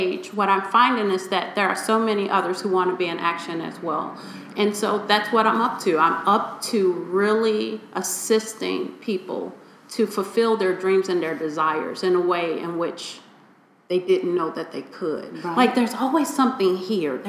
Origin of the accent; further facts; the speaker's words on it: Chicago, Illinois, United States; I come from Chicago's inner city. I grew up in Inglewood